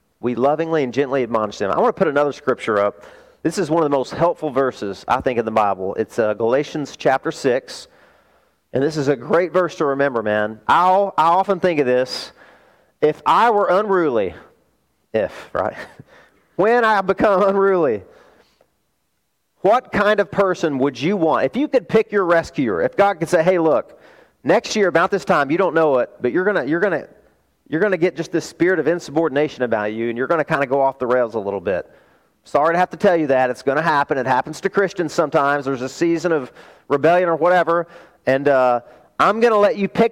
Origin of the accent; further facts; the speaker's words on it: the South, United States; I grew up in the South